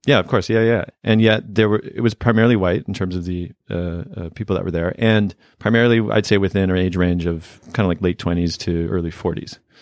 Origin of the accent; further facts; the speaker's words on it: Canada; where I grew up in Canada